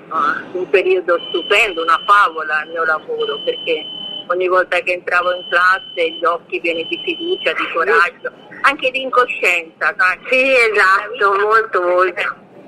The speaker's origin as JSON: {"language": "Italian", "town": "Domodossola", "region": "Piedmont", "country": "Italy", "tie": "born there", "said": "Allora, sono nata a Domodossola, sono del 75, sono nata il 9 agosto del 75 e sono mamma di un bimbo di 13 anni."}